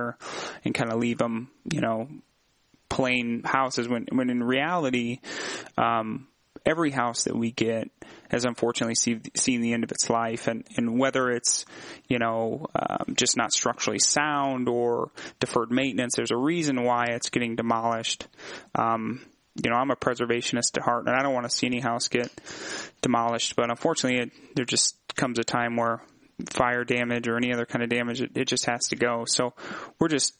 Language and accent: English; Peoria, Illinois, United States; we're both from Peoria and born and raised in the city